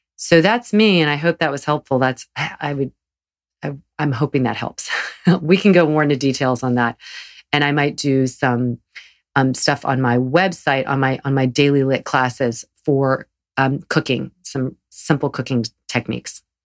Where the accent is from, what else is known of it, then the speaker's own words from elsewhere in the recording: the South, United States; growing up in the South